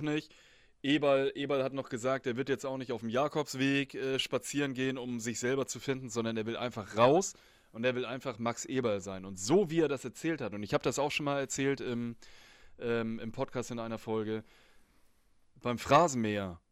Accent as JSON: {"language": "German", "country": "Germany", "said": "bei uns in Deutschland"}